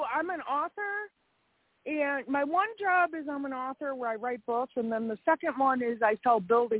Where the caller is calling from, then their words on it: Wisconsin, United States; I'm in Wisconsin.